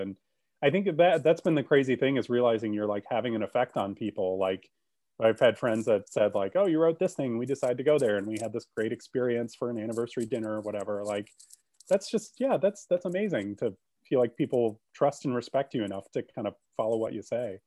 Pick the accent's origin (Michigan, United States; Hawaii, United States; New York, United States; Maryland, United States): Michigan, United States; Grand Rapids; moved away; also born or lived in Columbus, Ohio; I grew up in Grand Rapids, Michigan, and I still have family there